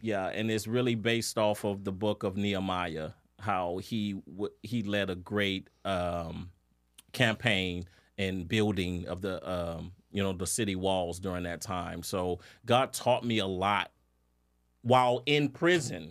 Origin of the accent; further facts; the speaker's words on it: New Orleans, Louisiana, United States; I'm, I'm from New Orleans